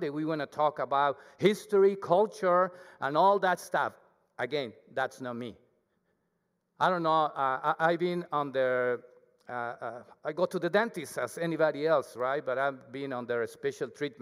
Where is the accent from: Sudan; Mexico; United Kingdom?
Mexico; accent: Mexican; English is a second language; moved away as an adult; now in Canada; I have my accent, my Mexican accent. It's very thick